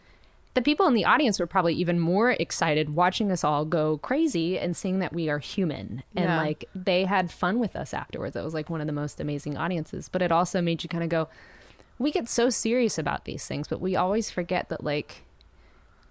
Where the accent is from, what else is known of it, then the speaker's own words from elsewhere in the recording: Kansas, United States; now in Nashville, United States; growing up in Kansas